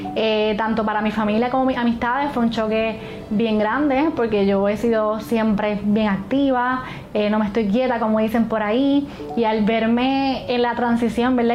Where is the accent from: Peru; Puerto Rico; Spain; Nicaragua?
Puerto Rico; Hormigueros; soy de Hormigueros, Puerto Rico